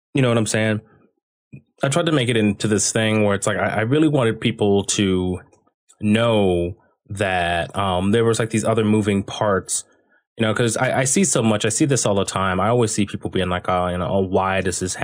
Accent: Dayton, Ohio, United States; I was born and raised in Dayton, Ohio.

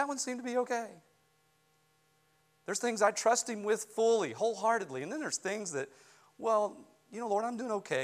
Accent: West Virginia, United States; I grew up in West Virginia

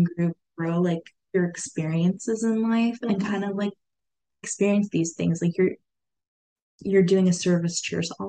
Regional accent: Turlock, California, United States; I've been in Turlock like all my life

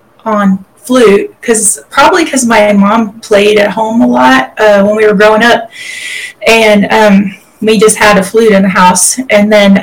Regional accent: Texas, United States; Kind of grew up a lot of places, but kept returning back to East Texas a lot. Started school there, and I finished high school there.

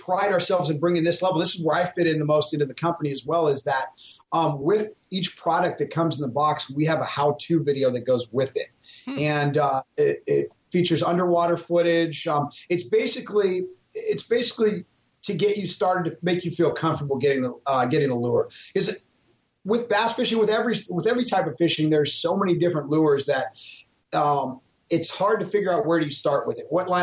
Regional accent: California, United States; Coming from California

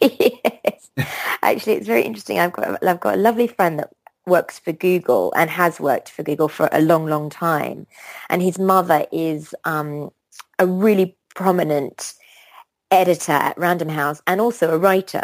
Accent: Australia; moved away as an adult; also born or lived in London; I grew up in Australia

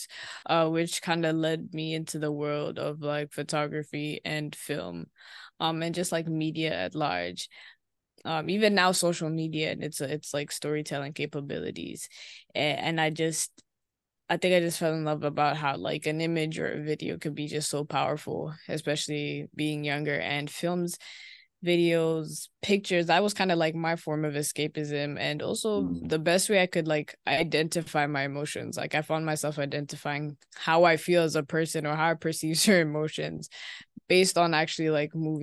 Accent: Nairobi, Kenya; moved away as an adult; now in Savannah, United States; I grew up and I'm from Kenya. Nairobi specifically is where I spent the majority of my childhood.

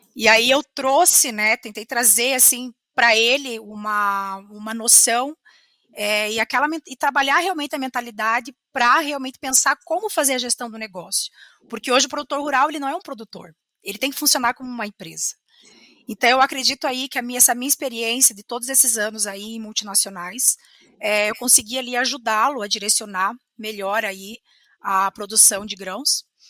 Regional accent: Curitiba, Paraná, Brazil; sou curitibana, me formei na Universidade Federal do Paraná em 2010

